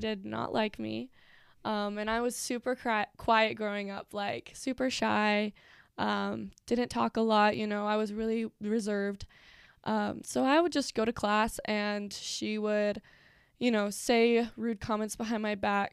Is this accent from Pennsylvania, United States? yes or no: yes; Pennsylvania, United States; moved away as an adult; now in Utah, United States; I am from Pennsylvania